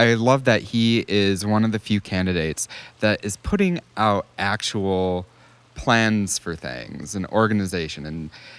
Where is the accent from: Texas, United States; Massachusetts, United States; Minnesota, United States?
Minnesota, United States; Cambridge; I grew up in Cambridge, Minnesota, and it's Trump territory pretty much up there.